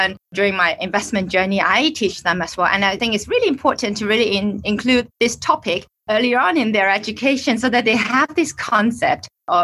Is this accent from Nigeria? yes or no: no; Hong Kong; I'm from Hong Kong. I'm staying in Hong Kong